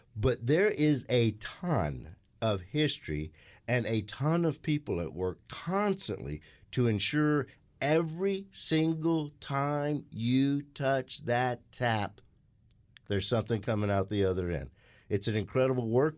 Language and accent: English; Scottsdale, Arizona, United States; growing up in Scottsdale